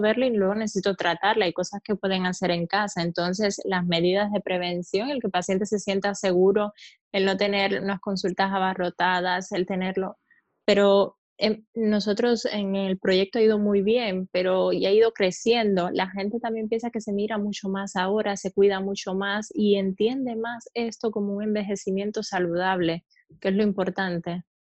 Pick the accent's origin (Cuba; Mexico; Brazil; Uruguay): Cuba; eastern Cuba, Oriente; moved away as an adult; also born or lived in Havana, Cuba; now in Spain; yo soy cubana